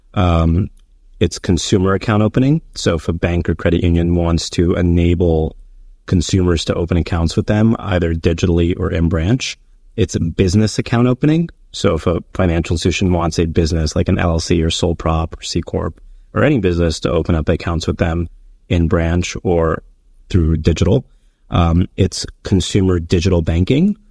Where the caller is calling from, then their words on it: New York City, New York, United States; I'm calling in from New York City, which is where I live